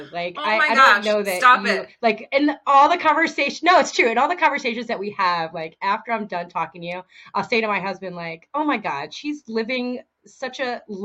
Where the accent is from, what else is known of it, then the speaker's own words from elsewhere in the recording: East Coast, United States; moved away as an adult; now in Washington, United States; I grew up on the East Coast. I lived my whole life on the East Coast.